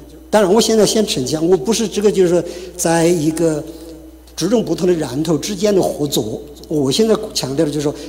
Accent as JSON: {"language": "Chinese", "country": "China", "said": "我就是呃，我是从国内大陆来的，呃，九五年信主的"}